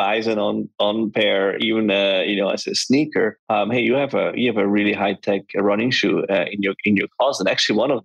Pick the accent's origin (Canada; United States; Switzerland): Switzerland; we are from Switzerland. I grew up and I still live in the mountains.